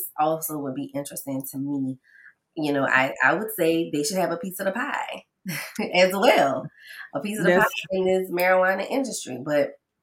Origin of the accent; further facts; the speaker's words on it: New Orleans, Louisiana, United States; I remember in school, because I'm from New Orleans, so we could buy alcohol on Sunday